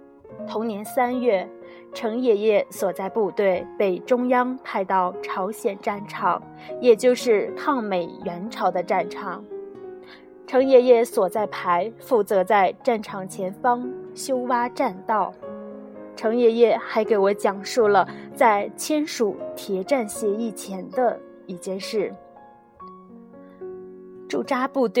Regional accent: Genhe, Inner Mongolia, China; 我们家乡自己的微信公众平台“掌上根河”

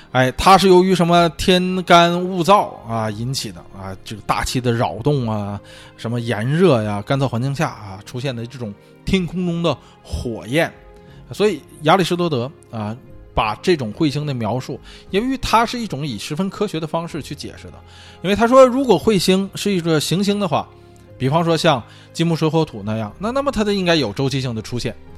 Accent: northern China, China; 作为北方人来说，啊，我，这个小时候是打过血字，血仗的

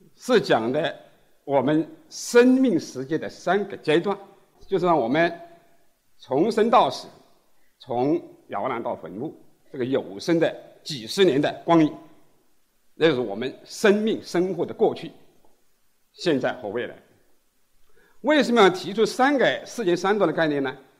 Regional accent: China; 这是我们中国人非常熟悉的

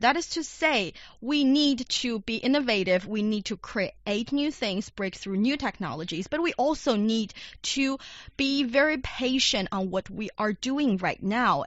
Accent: Shanxi, China; Shanxi Province, my hometown

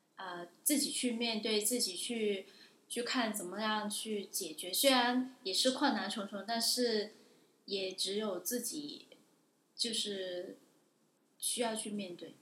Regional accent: Guangdong, China; moved away as an adult; now in Newcastle, United Kingdom; 我是来自广东的。我是二零一五届纽卡斯尔大学硕士研究生

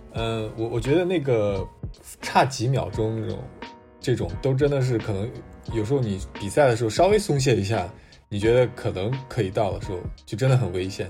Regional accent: Shaanxi, China; moved away; 因为我是嗯。陕西的

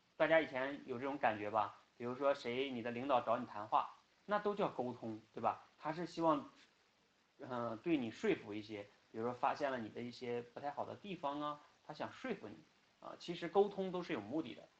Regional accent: China; first language Chinese; 我们出生在中国，然后呢，也生长在中国

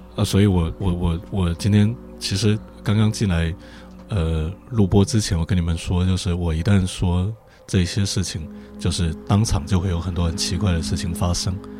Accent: the South, southern China, China; 从南方来的

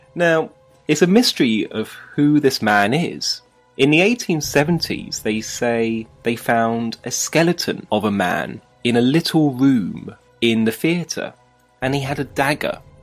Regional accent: London, United Kingdom; now in Beijing, China; in my hometown of London

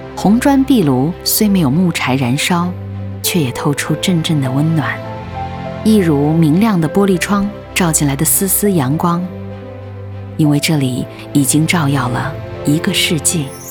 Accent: Harbin, Heilongjiang, China; 我出生的这座城市

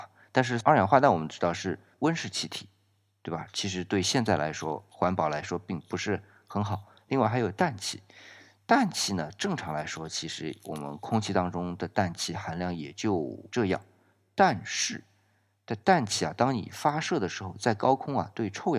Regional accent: China; 我们中国啊，因为我们的火箭是从导弹这边延伸出来的

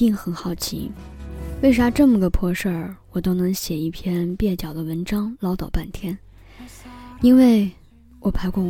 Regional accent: China; moved away as an adult; 我出生在一个比较偏远的城市，偏远到刚从那里换到另一个城市的时候，很多人都不知道中国居然还有这么一个地方，

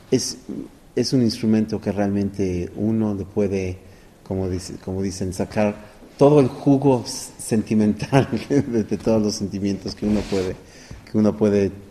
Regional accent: Mexico; Realmente es, una, un honor como mexicano, como ser humano, como violinista, como músico, tocar aquí

